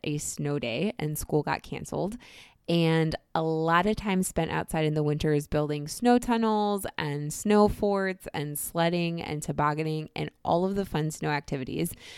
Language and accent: English; Northeast Ohio near Cleveland, United States; moved away as an adult; now in New York City, United States; I grew up in Northeast Ohio near Cleveland